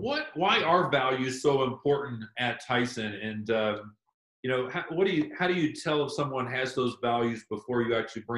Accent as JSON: {"language": "English", "town": "Louisville", "region": "Kentucky", "country": "United States", "tie": "born or raised there", "said": "I grew up in Louisville, Kentucky, and my dad had a little shoe store."}